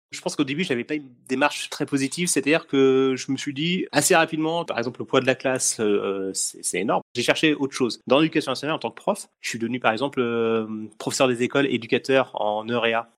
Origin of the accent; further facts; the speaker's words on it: Essonne, Île-de-France, France; je suis de l'Essonne pour pour les gens qui nous écoutent. Donc je suis de l'Essonne